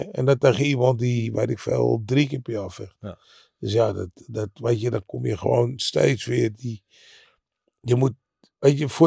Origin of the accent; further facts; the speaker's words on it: Netherlands; Maar als hij tegen, weet ik van wat, vocht tegen Rudy Lubbers in Jakarta, daar vonden wij dat als Nederlanders leuk om te zien.